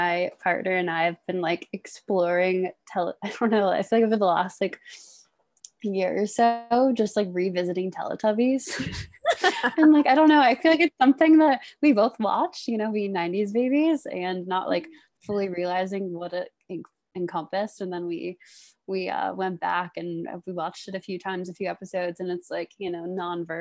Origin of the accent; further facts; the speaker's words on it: Washington, District of Columbia, United States; moved away as an adult; also born or lived in Baltimore, Maryland; now in Boulder, United States; I'm from the Washington, D.C. area originally.